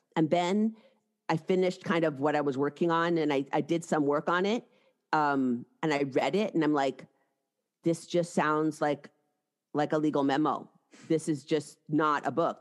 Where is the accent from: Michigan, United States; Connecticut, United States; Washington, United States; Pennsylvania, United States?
Washington, United States; Seattle; moved away as an adult; also born or lived in New York City; I'm from Seattle, and I had, I went east for undergraduate school and then law school, both in New York City